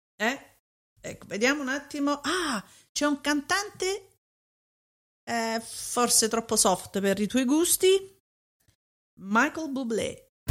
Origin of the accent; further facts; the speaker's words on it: Naples, Campania, Italy; Da napoletani